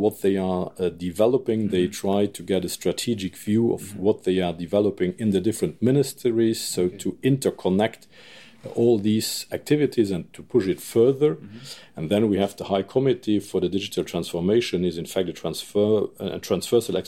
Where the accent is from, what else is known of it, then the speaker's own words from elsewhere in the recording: Useldange, Redange, Luxembourg; I ran for the elections in my hometown, Usseldange